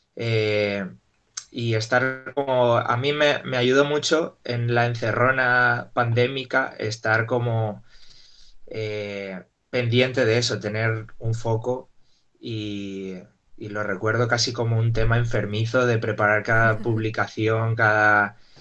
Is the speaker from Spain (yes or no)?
yes; Salamanca, Castile and León, Spain; mi madre me llevó a una escuelita de pequeño ahí en Salamanca